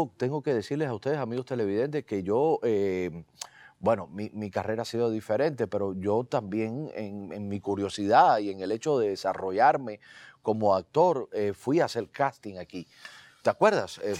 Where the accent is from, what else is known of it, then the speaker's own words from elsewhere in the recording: Cuba; moved away as an adult; now in Miami, United States; somos cubanos